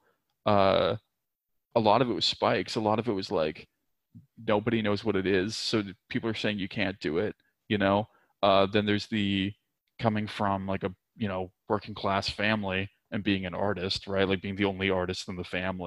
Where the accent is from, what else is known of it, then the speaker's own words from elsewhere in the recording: Nova Scotia, Canada; moved away as an adult; also born or lived in Vancouver; I grew up in Nova Scotia, which for anybody that's unfamiliar is like by Maine